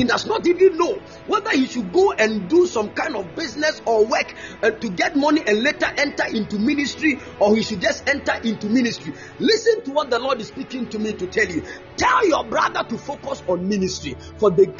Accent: Ghana; I'm a Ghanaian

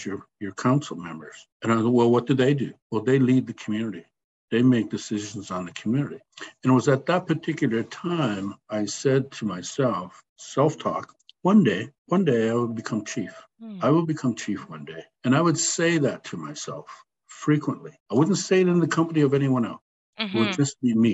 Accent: Rama, Ontario, Canada; also born or lived in Orillia; I'm in the middle of the 15 kids, and so I grew up in Rama

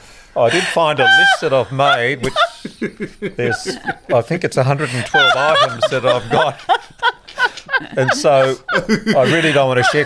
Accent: Newcastle, New South Wales, Australia; also born or lived in Sydney; I grew up in Newcastle and went to Sydney for studying medicine.

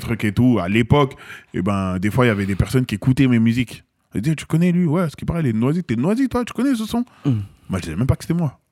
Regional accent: Seine-Saint-Denis, Île-de-France, France; also born or lived in Paris; j'ai grandi dans le 93

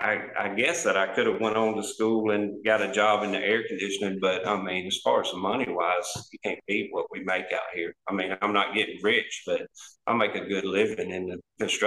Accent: South Alabama, United States; We're from Alabama, South Alabama.

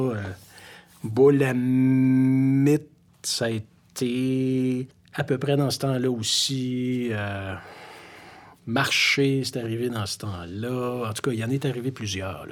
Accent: Montreal, Quebec, Canada; Oui, j'ai grandi à Montréal. J'ai passé ma vie à Montréal

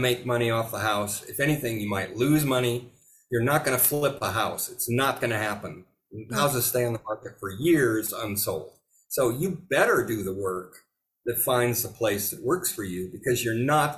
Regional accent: California, United States; moved away as an adult; also born or lived in Seattle; now in Italy; I grew up in California

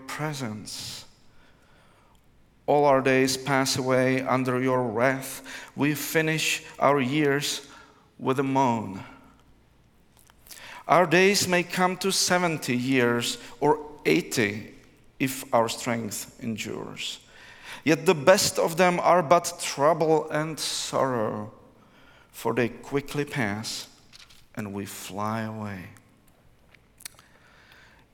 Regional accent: Prague, Czechia; English is a second language; I come from Prague, Czech Republic, which is in Central Europe

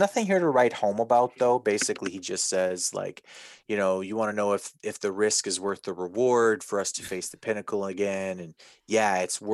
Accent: Winnipeg area, Manitoba, Canada; I'm not from Winnipeg, but I'm from Winnipeg.

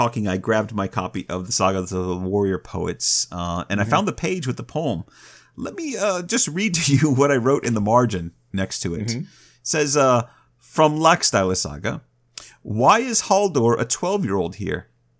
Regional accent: Ohio, United States; Well, I started out in Ohio where there are a lot of trees. Not a lot of lumberjacks.

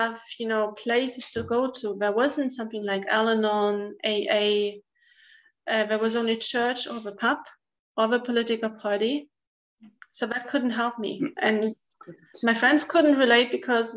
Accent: East Germany, Germany; I grew up in East Germany

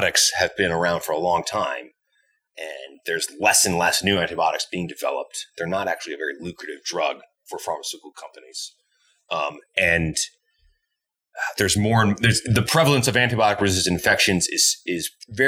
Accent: Essex, New England, United States; moved away as an adult; also born or lived in Montreal, Canada; now in Edmonton, Canada; I grew up in New England in this white bread picturesque town called Essex.

